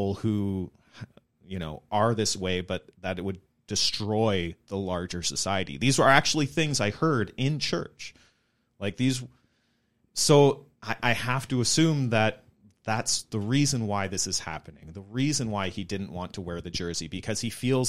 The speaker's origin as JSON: {"language": "English", "town": "Chilliwack", "region": "British Columbia", "country": "Canada", "tie": "born or raised there", "said": "I grew up in the Mennonite church, maybe a slightly larger community in Chilliwack rather than on the prairies"}